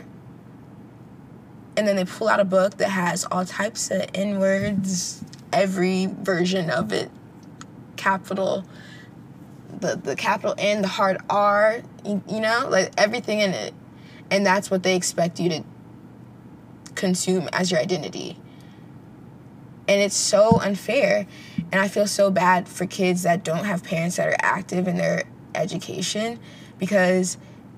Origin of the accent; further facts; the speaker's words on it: United States; I'm Panamanian American. So there are different experiences, but we still both grew up in America